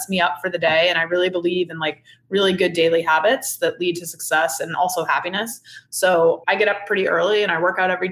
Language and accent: English; Cape Cod, Massachusetts, United States; now in the Hamptons, United States; I grew up on Cape Cod